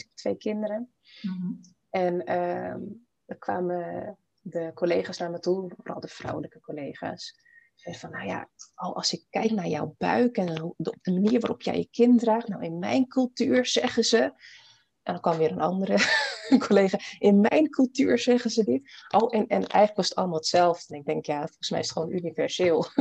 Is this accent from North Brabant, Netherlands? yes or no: no; Almere, Flevoland, Netherlands; moved away as an adult; also born or lived in Paramaribo, Suriname / Bijlmer, Amsterdam; now in Amsterdam, Netherlands; En ik ben dus hier in Nederland opgegroeid. Een ehm, jaartje in de Belmer gewoond. En daarna echt opgegroeid in Almere